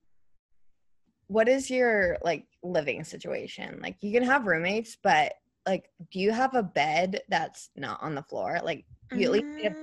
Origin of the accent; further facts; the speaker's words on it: Indianapolis, Indiana, United States; moved away as an adult; also born or lived in Savannah, Georgia / Atlanta, Georgia; I'm from Indianapolis originally